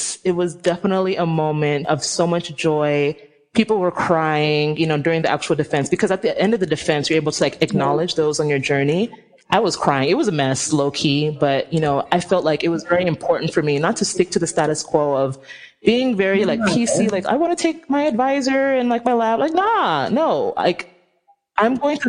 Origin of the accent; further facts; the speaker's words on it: Nigeria; I'm Nigerian. If any of y'all know how Nigerians are, we are, like, so extra. Like, we are very extra people.